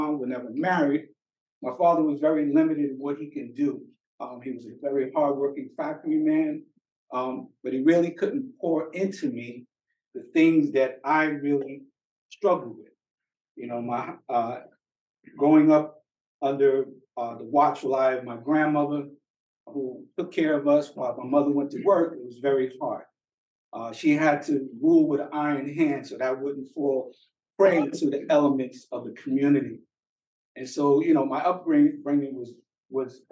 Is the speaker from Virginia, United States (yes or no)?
no; New York City, New York, United States; I was born and raised in Brooklyn